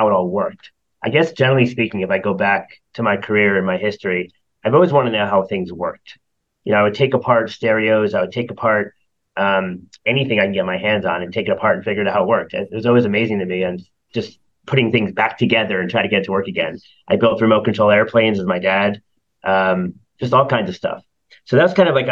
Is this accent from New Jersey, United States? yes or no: yes; Toms River, New Jersey, United States; I grew up in New Jersey, near the beach, Seaside Heights, Tom's River